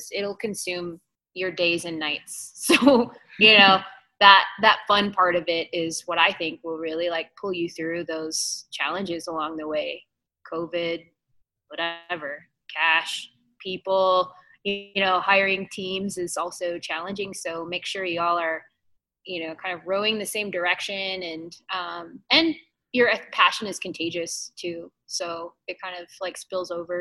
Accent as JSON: {"language": "English", "town": "Twin Buttes", "region": "North Dakota", "country": "United States", "tie": "born or raised there", "said": "I actually grew up on the Fort Berthold Reservation in Western North Dakota"}